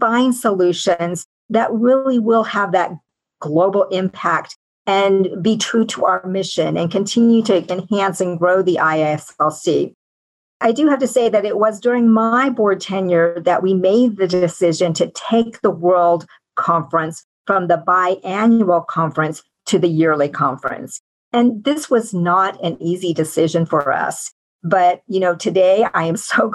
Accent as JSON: {"language": "English", "region": "Kansas", "country": "United States", "tie": "born or raised there", "also_born_or_lived": "Colorado / California", "moved": "as an adult", "said": "I was born in Kansas and had the opportunity to attend medical school at the university"}